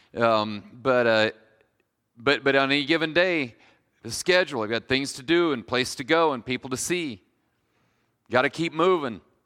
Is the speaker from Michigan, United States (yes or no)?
no; Kalona, Iowa, United States; also born or lived in Decatur, Iowa; I'm from Kelowna, um, so if you've hung around eastern Iowa very long, you know that Kelowna is full of Amish and Mennonites